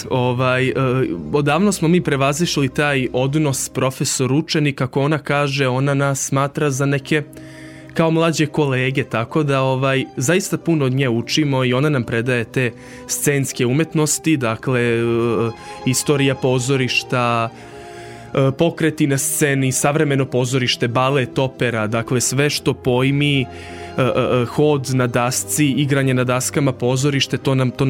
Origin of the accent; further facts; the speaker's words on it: Lipar, Vojvodina, Serbia; also born or lived in Bačka Topola / Novi Sad; ja sam odrastao u, u Liparu, iako sam sa roditeljima žive u Bačkoj Topoli od treće godine u Bačkoj Topoli, ali su me uvek, sve me vezalo za Lipar